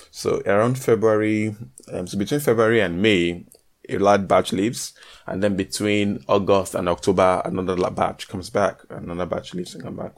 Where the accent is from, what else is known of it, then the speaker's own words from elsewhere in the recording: Nigeria; moved away as an adult; now in Northern Cyprus; I am Nigerian